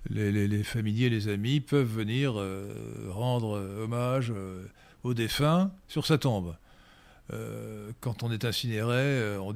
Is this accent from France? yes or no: no; Port-Lyautey, Rabat-Salé-Kénitra, Morocco; born there; mon père était en garnison à Port-Lioté au Maroc pendant le protectorat que je suis né au Maroc.